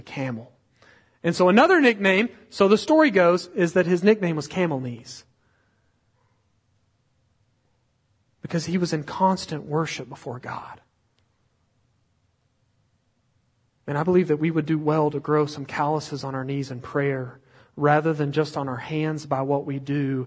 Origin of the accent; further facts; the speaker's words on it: Hico, Texas, United States; now in Brenham, United States; Last time we went to Heiko, we called to order a pie, because that's what we always do at the coffee cup